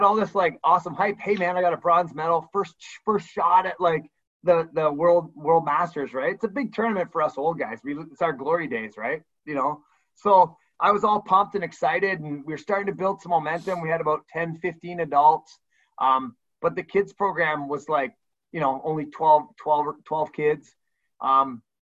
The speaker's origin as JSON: {"language": "English", "town": "Burlington", "region": "Ontario", "country": "Canada", "tie": "born or raised there", "also_born_or_lived": "Hamilton", "moved": "as an adult", "lives_now": "Niagara area, Canada", "said": "I grew up in Burlington, and my wife and I had moved to the Niagara area to work"}